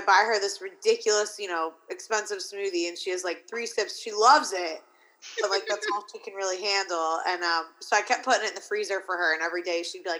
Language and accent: English; Williamsport, Pennsylvania, United States; born or raised there; moved away